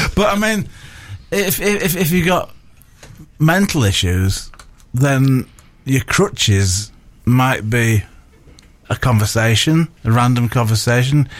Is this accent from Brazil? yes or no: no; Bradford, Yorkshire and the Humber, United Kingdom; moved away; growing up in Bradford at the age of three